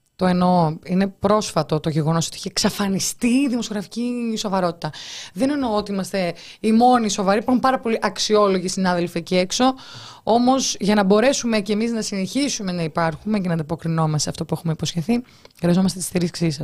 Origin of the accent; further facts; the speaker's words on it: Heraklion, Crete, Greece; είμαι από το Ηράκλειο